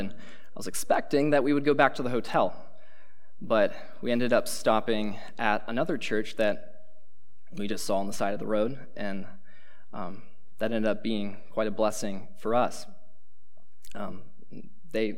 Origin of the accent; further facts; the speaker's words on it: Pennsylvania, United States; moved away as an adult; now in Cedarville, United States; I'm from Pennsylvania